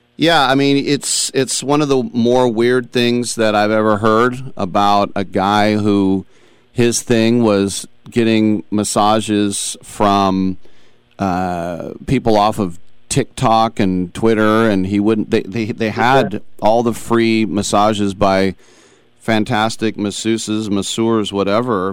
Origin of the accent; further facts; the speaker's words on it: Bay Area, California, United States; I'm a Bay Area native